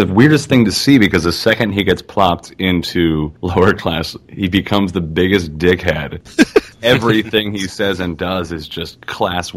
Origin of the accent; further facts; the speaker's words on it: New York, United States; I'm a New Yorker, so I'm cynical